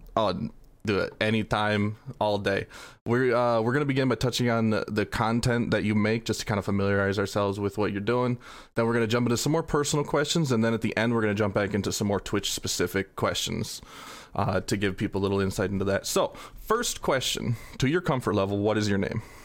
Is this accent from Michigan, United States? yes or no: yes; Flint, Michigan, United States; I'm from Flint in Michigan